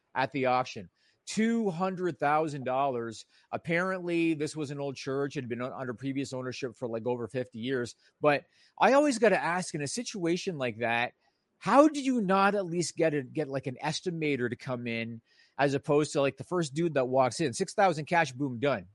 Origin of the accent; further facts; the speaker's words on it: Toronto, Ontario, Canada; This one takes place in my hometown